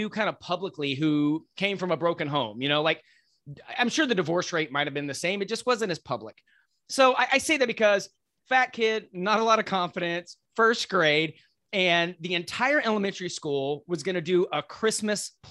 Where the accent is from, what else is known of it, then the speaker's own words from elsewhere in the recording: Lubbock, Texas, United States; Lubbock. I grew up in Lubbock.